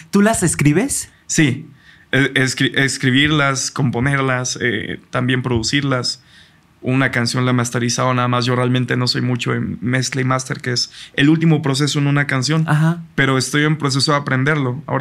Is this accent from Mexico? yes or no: yes; Mexico; Siendo mexicano, pues es lo más mexa que vas a escuchar.